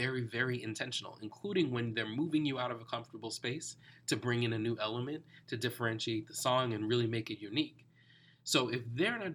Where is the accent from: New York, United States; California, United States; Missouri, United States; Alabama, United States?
New York, United States; New York City; I grew up in New York, but my family was from the West Indies